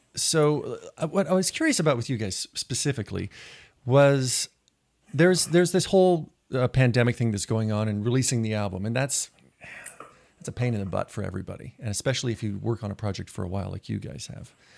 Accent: Montana, United States; I'm from Montana

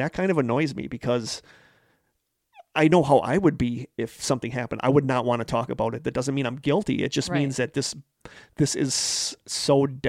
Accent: Yakima, Washington, United States; because I am from Yakima, Washington.

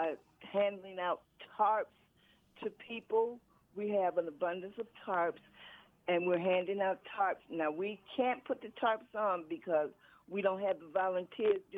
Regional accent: Chicago, Illinois, United States; moved away as an adult; now in US Virgin Islands; I'm originally from Chicago, Illinois. I came here in the year of 2000.

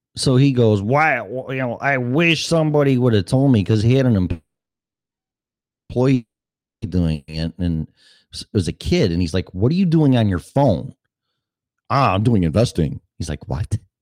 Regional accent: Chicago, Illinois, United States; I'm from Chicago

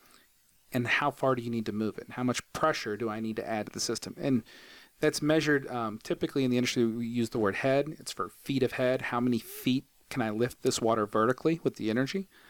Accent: Huntington, West Virginia, United States; also born or lived in Purdue University, Indiana; I'm from Huntington, but I got my undergrad at Purdue University

